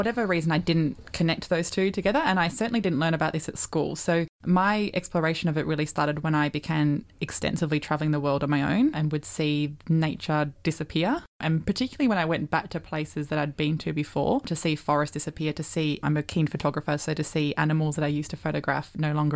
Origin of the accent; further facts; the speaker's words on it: Netherlands; moved away; I'm originally from the Netherlands, so grew up there for the first while of life